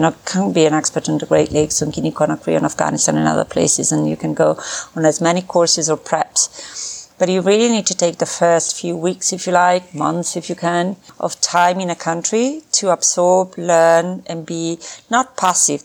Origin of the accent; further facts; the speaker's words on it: Milan, Lombardy, Italy; grew up in uh, Milan, Italy. That's where I was born